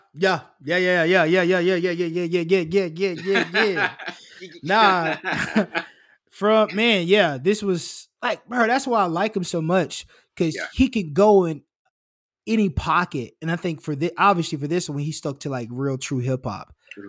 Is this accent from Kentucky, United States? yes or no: yes; Kentucky, United States; I'm just a Jewish kid. I'm from Kentucky.